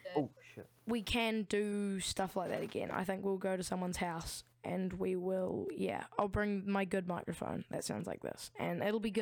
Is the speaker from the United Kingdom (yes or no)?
no; New Zealand; we're from New Zealand